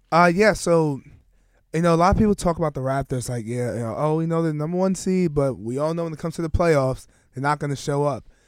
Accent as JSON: {"language": "English", "region": "New York", "country": "United States", "moved": "yes", "said": "as a New Yorker, since I have new grown love for where I've come from"}